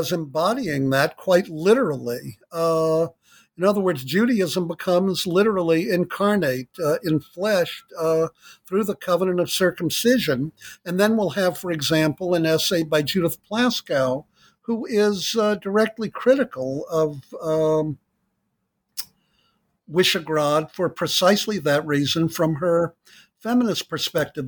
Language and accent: English; United States; I grew up in the United States in the 50s and 60s